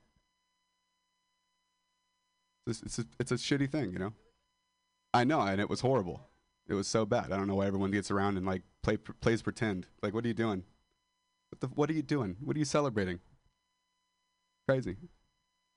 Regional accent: Modesto, California, United States; moved away as an adult

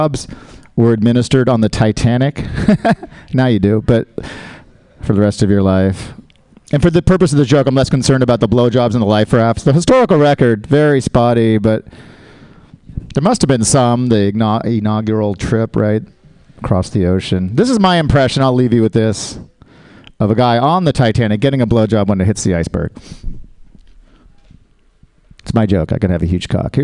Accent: Oakland, California, United States; As you can tell from my accent, I am from Oakland.

